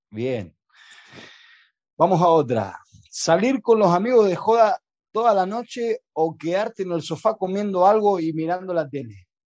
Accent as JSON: {"language": "Spanish", "region": "Chaco", "country": "Argentina", "also_born_or_lived": "Almería", "moved": "yes", "said": "soy argentino, chaqueño"}